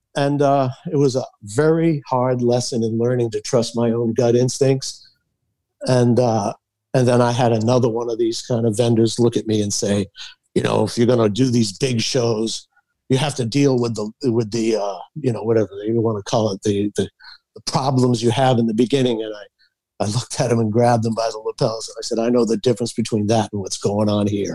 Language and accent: English; Massachusetts, United States; we grew up in Massachusetts